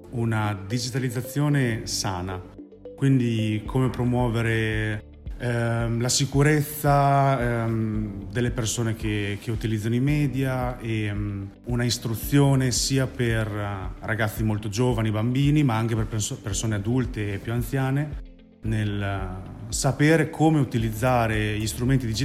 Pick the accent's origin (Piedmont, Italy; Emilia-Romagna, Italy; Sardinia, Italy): Emilia-Romagna, Italy; Bologna; vengo da Bologna